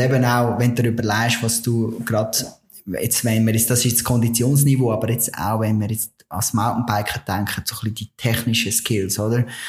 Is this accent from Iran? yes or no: no; Switzerland; bei uns in der Schweiz